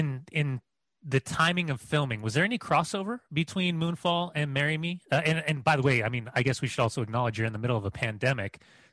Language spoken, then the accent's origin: English; Southern California, United States; I grew up in Southern California, late 90s.